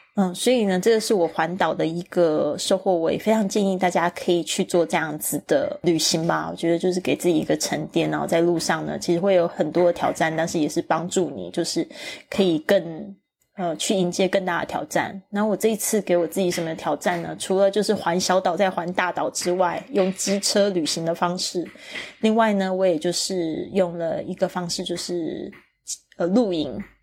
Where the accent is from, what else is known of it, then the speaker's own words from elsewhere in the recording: Kaohsiung, Taiwan; moved away; 第一个地方呢，是我出生的地方。但是很好玩的是，我已经， 我有二十年的时间没有住在高雄的时间